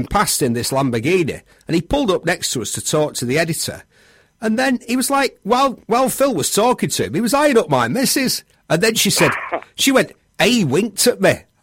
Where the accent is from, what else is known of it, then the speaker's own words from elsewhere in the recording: United Kingdom; I'm a Brit